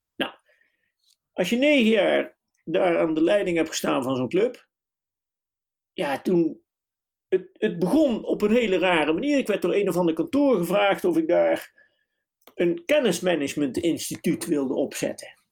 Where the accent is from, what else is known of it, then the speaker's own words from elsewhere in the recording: southern Netherlands, Netherlands; accent: southern, soft G; moved away as an adult; also born or lived in Nijmegen / The Hague; mijn zuidelijke tongval.